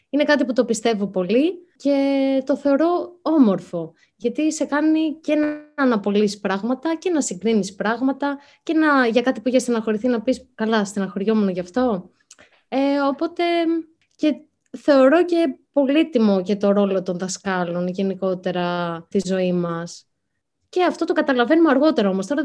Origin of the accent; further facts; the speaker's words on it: Vyronas, Attica, Greece; also born or lived in Spata; εγώ μεγάλωσα στο Βύρονα και στα μέσα της Δευτέρας Λυκείου άλλαξα σχολείο και πήγα στα Σπάτα. Επειδή μετακόμισαν οι γονεί μου